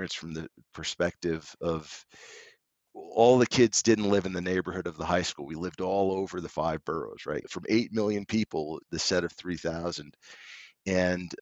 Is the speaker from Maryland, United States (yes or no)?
no; New York City, New York, United States; also born or lived in Germany; I grew up in New York.